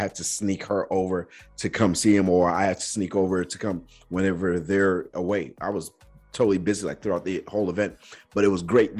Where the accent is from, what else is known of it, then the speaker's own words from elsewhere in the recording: Nigeria; now in United States; growing up in Nigeria